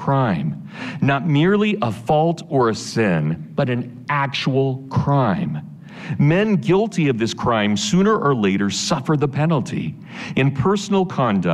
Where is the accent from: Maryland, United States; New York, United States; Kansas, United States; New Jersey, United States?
Kansas, United States; I'm from Kansas, I'm a Volga German, Russian German stock